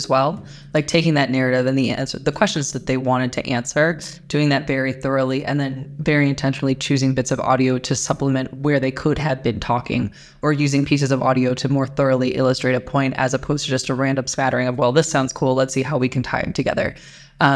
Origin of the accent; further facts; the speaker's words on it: United States; As an American, having worked in the newsroom